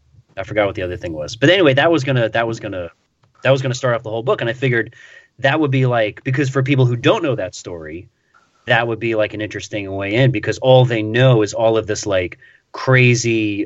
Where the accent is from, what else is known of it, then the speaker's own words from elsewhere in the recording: Queens, New York, United States; I was born in Queens. I was raised in Queens.